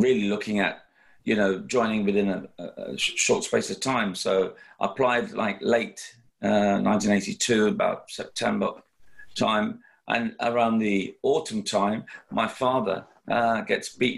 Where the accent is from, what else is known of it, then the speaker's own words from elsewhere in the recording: London, United Kingdom; having been a youngster growing up in London